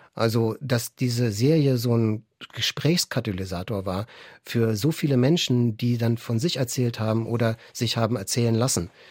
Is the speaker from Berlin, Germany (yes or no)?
yes; Berlin, Germany; Inzwischen wohne ich wieder in Weißen See. Ich bin viel durch Berlin gezogen, so im Laufe der Jahre, auch mal außerhalb gelebt. Jetzt bin ich wieder zurückgekehrt, fast in meine alte Kindheitsgegend, äh, so um die Ecke, wo ich aufgewachsen bin.